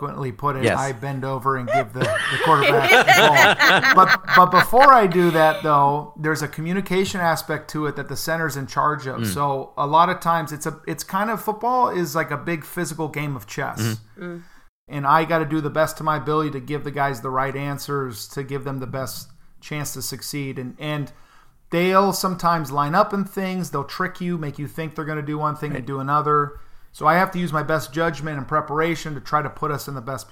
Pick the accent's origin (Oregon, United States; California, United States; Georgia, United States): California, United States; Corona; we grew up in Corona, California